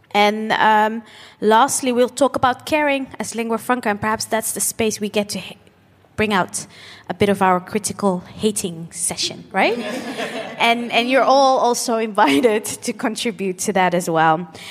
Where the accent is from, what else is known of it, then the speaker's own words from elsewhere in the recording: Netherlands; and growing up in the Netherlands with, without sometimes having our parents not having the, not considering their skill set